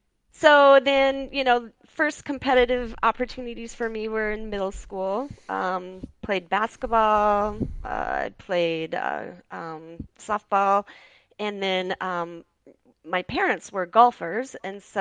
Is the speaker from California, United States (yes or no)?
no; Mason City, Iowa, United States; I was born and raised in Mason City, Iowa